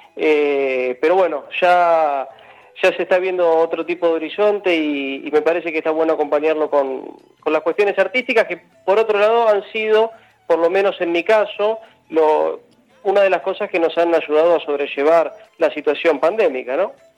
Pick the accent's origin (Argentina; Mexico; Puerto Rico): Argentina; La Plata, Buenos Aires Province; esta misma ciudad, que por otro lado es una ciudad a, la cual yo le tengo muchísimo afecto porque es mi ciudad natal.